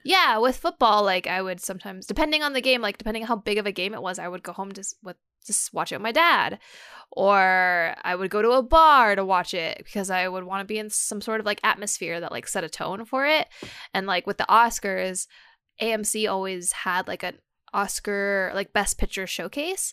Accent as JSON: {"language": "English", "country": "United States", "said": "I'm from America"}